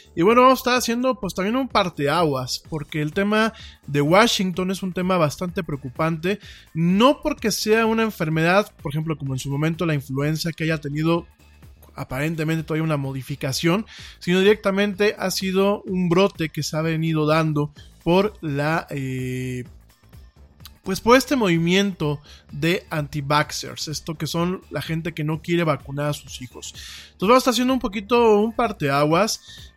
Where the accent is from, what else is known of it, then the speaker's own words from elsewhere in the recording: Mexico; como decimos aquí en México